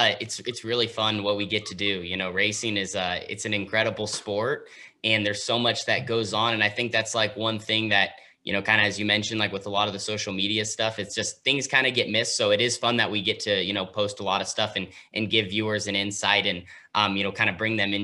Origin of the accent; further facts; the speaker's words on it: West Coast, United States; because we're from the West Coast, so they have Sonoma, the road course, about 6 hours south.